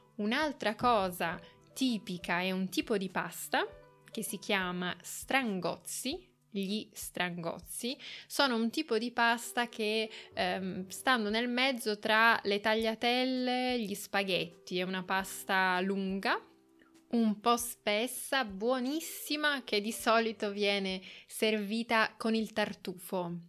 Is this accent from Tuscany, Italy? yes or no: no; Turin, Piedmont, Italy; moved away as an adult; now in Assisi, Italy; io sono nata a Torino, quindi sono cresciuta vicino a Torino, che è una città del nord Italia